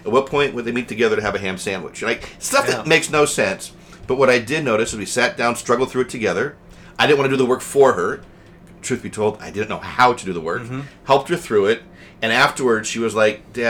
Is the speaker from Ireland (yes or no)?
no; Colorado, United States; now in New Jersey, United States; I grew up in Colorado